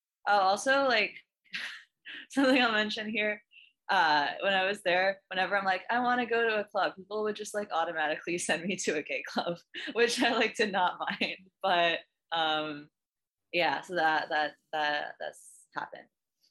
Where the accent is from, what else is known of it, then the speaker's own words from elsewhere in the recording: Delaware, United States; born there; I was born in Delaware.